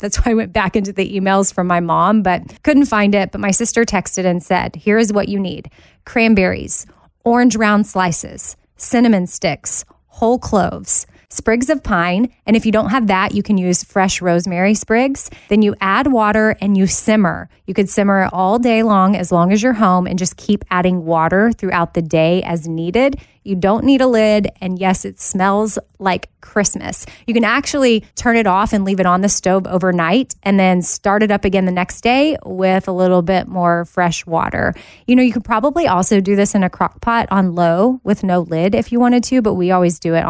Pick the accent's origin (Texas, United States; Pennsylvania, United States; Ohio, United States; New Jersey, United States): Texas, United States; Austin; now in Nashville, United States; I was home from Nashville in Austin, staying with my mom